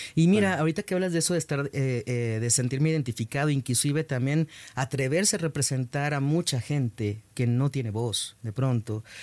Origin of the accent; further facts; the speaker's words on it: Mexico; en mi país